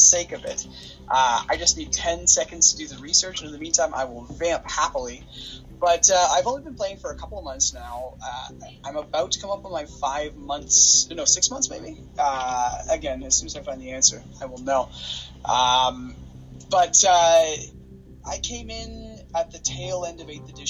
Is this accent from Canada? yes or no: yes; Capreol, Ontario, Canada; I'm from Cape Rail, the place you should learn about.